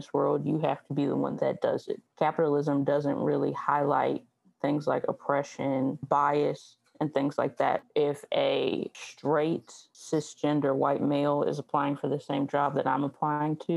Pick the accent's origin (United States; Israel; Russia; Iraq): United States; Southwest Virginia; I am from Southwest Virginia. It is the country.